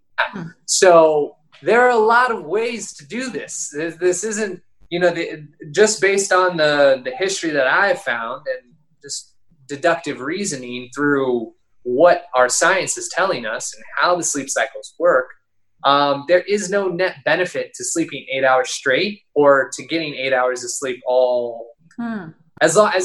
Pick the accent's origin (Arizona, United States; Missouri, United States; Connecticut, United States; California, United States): Arizona, United States; Phoenix; moved away; I'm from Phoenix.